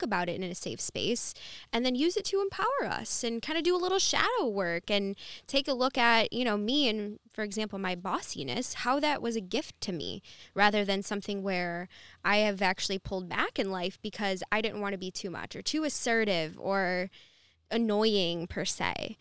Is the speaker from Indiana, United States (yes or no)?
no; Dearborn, Michigan, United States; also born or lived in Wyandotte, Michigan; now in Bloomfield, United States; born and raised in, from Dearborn, and then lived in Wyandotte for a little bit, and now I'm in Bloomfield